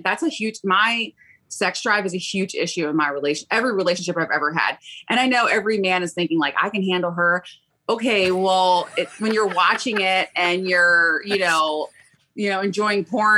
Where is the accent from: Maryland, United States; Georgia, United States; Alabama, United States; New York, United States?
Maryland, United States; Baltimore; I'm from Baltimore, Maryland